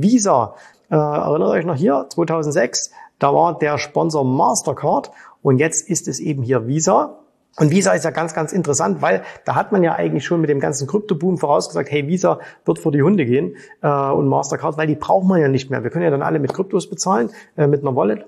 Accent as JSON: {"language": "German", "country": "Germany", "moved": "yes", "lives_now": "Dubai, United Arab Emirates"}